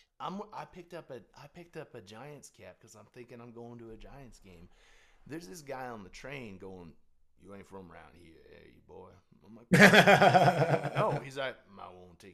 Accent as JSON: {"language": "English", "country": "Canada", "said": "I'm Canadian"}